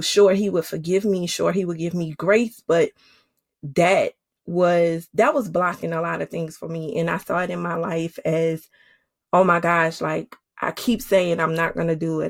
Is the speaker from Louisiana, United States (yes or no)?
yes; New Orleans, Louisiana, United States; moved away as an adult; now in Georgia, United States; my husband is from Oakland, California, and I'm from New Orleans. We live in Georgia